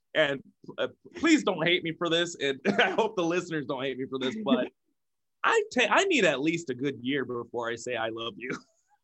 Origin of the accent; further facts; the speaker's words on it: Iowa, United States; Right, that's the Quad Cities. We're from Iowa, you know, corny cows.